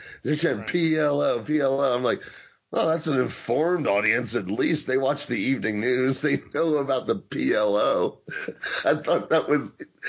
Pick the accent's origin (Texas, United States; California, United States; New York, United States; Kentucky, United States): Kentucky, United States; born there; I was born in Kentucky, sir.